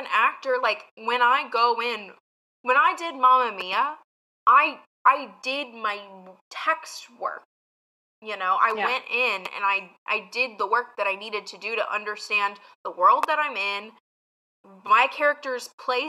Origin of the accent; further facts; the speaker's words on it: the South, United States; I am not out here trying to say like, woe is me, I'm from the South, blah, blah, blah. But it is incredibly frustrating to be from an area of the country where people just, one, I had my accent like basically worked out of me as a child